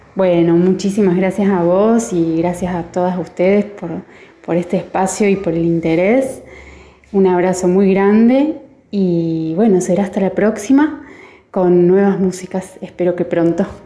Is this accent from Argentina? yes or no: yes; Córdoba, Argentina; No solamente soy cordobesa, sino que gran parte de mi familia es jujeña